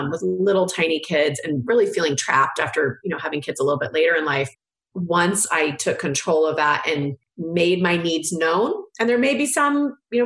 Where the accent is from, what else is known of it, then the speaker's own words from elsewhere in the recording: California, United States; I'm from California